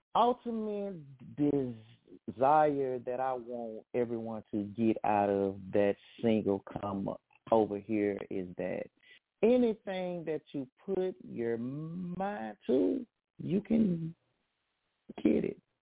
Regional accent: Hattiesburg, Mississippi, United States; I am from Hattiesburg, Mississippi

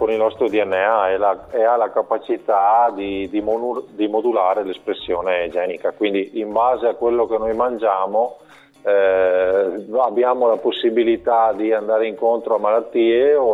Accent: Monselice, Veneto, Italy; sono, sono proprio di Monselice.

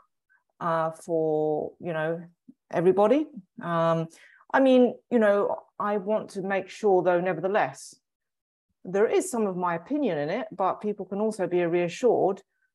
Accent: England, United Kingdom; I'm English

